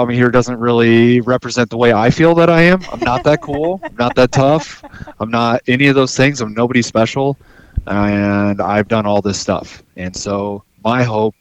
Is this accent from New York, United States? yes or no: no; Iowa City area, United States; moved away as an adult; now in Alaska, United States; I was right around the Iowa City area, just south